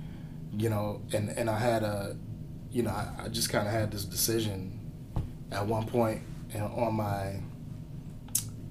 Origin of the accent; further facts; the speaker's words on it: Cleveland, Ohio, United States; moved away; I was born and raised in Cleveland